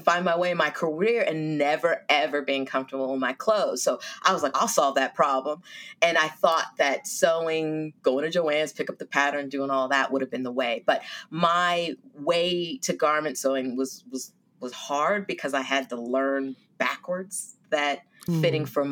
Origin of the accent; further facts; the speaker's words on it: Silicon Valley, California, United States; moved away as an adult; also born or lived in Washington, D.C.; I'm a Californian, born and raised in Silicon Valley, and I moved to D.C.